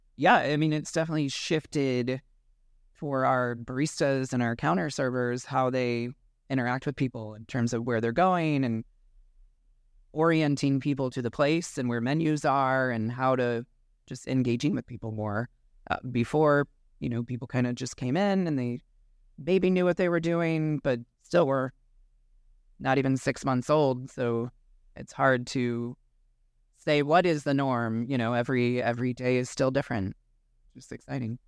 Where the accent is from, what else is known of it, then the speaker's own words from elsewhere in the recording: Omaha, Nebraska, United States; moved away; also born or lived in West Coast; I'm originally from Omaha